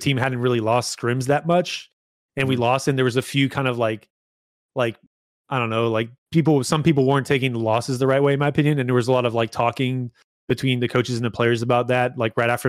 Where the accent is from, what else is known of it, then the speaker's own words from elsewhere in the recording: Canada; I'm Canadian